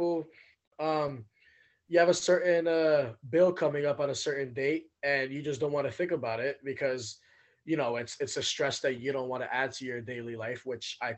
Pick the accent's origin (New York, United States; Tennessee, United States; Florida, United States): New York, United States; New York City; moved away as an adult; now in Washington, United States; I grew up in Brooklyn, New York, and in East New York in particular, Cypress Hills.